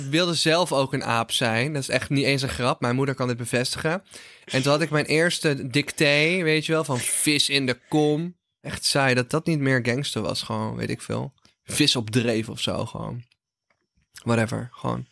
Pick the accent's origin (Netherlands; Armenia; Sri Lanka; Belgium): Netherlands; North Brabant; Ik kom uit Brabant, heb altijd carnaval